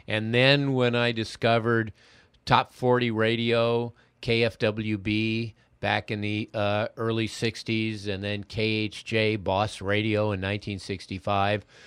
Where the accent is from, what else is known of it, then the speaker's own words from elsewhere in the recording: Los Angeles, California, United States; I grew up in the Valley in, uh, the sixties